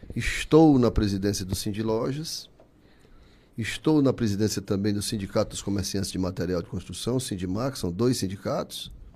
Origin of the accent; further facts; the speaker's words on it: Barro, Ceará, Brazil; now in Fortaleza, Brazil; Eu nasci já no Barro, nasci em 59